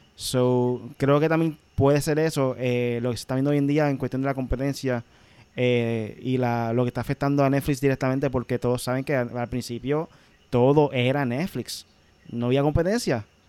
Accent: Puerto Rico

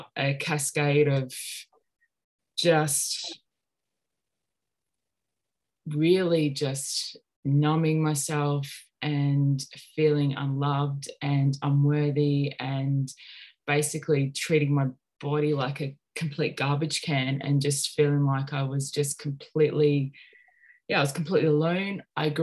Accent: Sunshine Coast, Queensland, Australia; also born or lived in Melbourne, Australia; I grew up on the Sunshine Coast. I was born in Melbourne, but we moved up to the Sunshine Coast when I was about 3 or 4

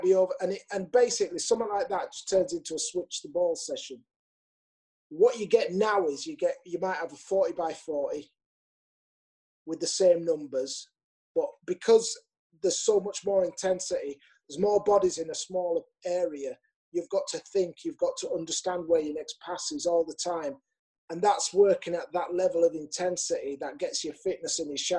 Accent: Leeds, Yorkshire and the Humber, United Kingdom; it's my hometown. I love playing for Leeds.

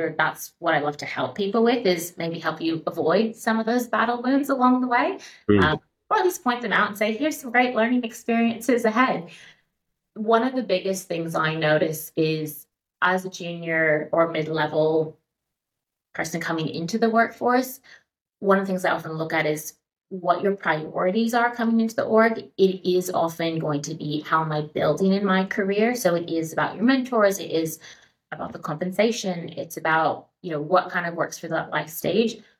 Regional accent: United States; moved away as an adult; also born or lived in San Francisco; now in Australia; I am American

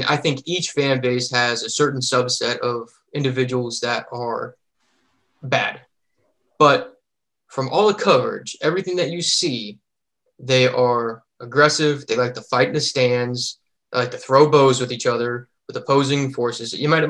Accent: San Antonio, Texas, United States; moved away as an adult; also born or lived in tri-state area (East Coast); I was born and raised in San Antonio, Texas. I am a native Texan, and I do not claim the East Coast to anything other than the fact that I am stationed here with my active duty wife.

